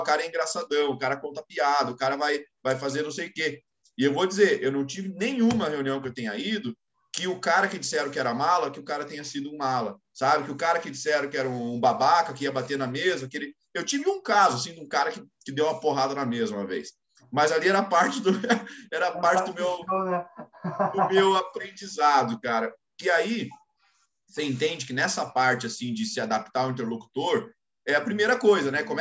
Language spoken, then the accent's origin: Portuguese; Rio Grande do Sul, Brazil; accent: gaúcho; also born or lived in São Paulo; de novo há um ano e pouco aqui, voltou um pouco de sotaque gaúcho aqui, mas eu não tinha nem, nem o sotaque mais